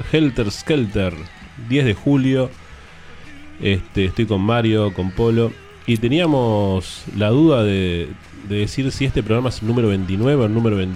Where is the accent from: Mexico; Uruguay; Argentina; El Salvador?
Uruguay; Somos uruguayos, pero estamos mirando el partido.